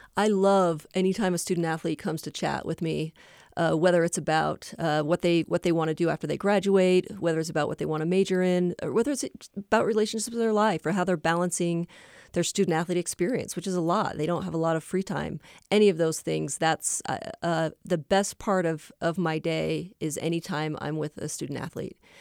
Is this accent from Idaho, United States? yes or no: yes; Boise, Idaho, United States; I grew up in Boise, Idaho